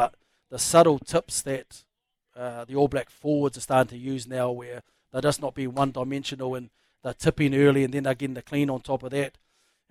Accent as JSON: {"language": "English", "country": "New Zealand", "said": "I'm from New Zealand"}